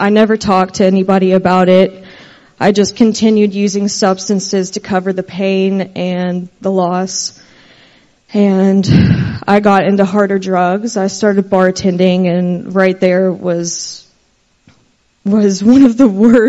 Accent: Versailles, Kentucky, United States; I'm from Versailles, Kentucky

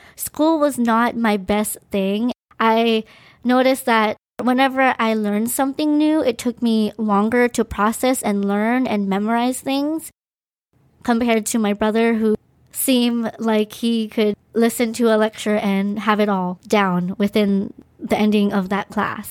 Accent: Maui, Hawaii, United States; also born or lived in Philippines; I was born in the Philippines, and my family and I immigrated to the island of Maui, Hawaii. I moved here when I was two years and, I believe, five months

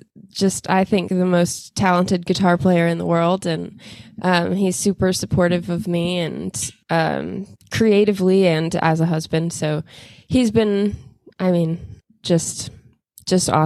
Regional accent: Boerne, Texas, United States; we grew up in Bernie, so we grew up in a pretty small town

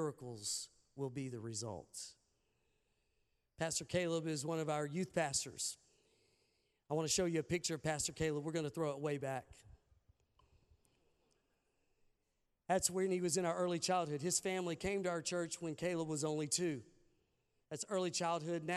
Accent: Arkansas, United States; I'm from Arkansas

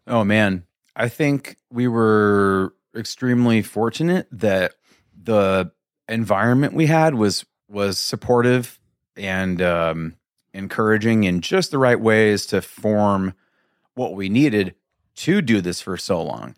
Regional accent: Mesa, Arizona, United States; also born or lived in Kansas; moved around a little bit as a little kid, little kid, a wee lad, and then ended up here in, um, like I said, like, preschool

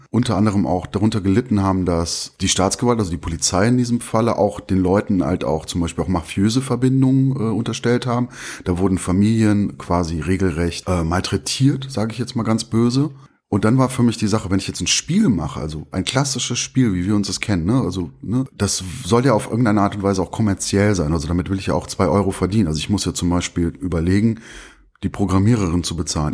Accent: Bonn, North Rhine-Westphalia, Germany; also born or lived in Turkey; ich bin Bonner. Ich bin hier aufgewachsen.

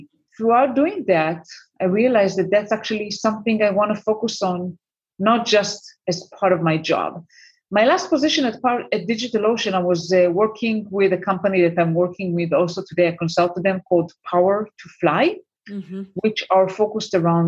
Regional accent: Israel; moved away as an adult; also born or lived in United States; I'm currently based in Israel for the last 2 years. I mean, it's my home country

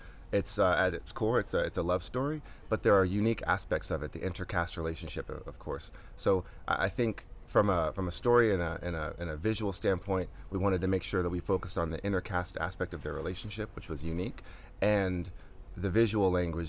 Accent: Atlanta, Georgia, United States; So I'm born and raised in Atlanta.

